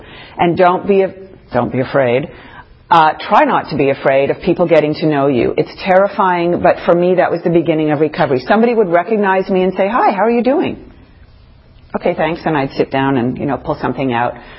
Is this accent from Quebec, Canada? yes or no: yes; near Sherbrooke, Quebec, Canada; moved away; also born or lived in New York; Sherbrooke, which is a little town near where I grew up in Quebec.